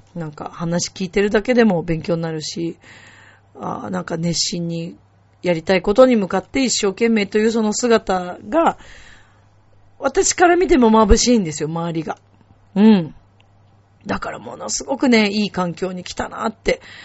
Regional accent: Japan; 自分が日本で生まれて日本人だからここにいます

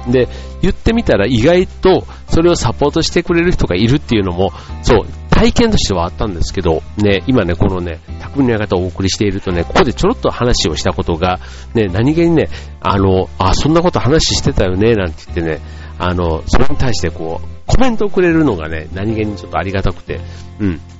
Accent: Kansai, Japan; 関西出身

